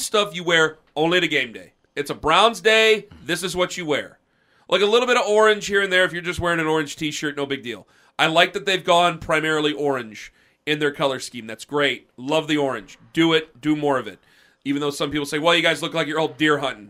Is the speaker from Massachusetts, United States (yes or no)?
no; Canton, Ohio, United States; I come from Canton, and there are a lot of Steelers fans in there